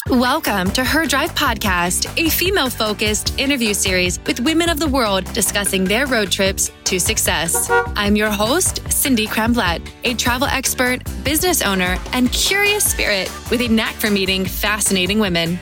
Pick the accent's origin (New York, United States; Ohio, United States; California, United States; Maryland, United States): Ohio, United States; eastern; I'm from the eastern side of Ohio, um, near the closest city is Pittsburgh, Pennsylvania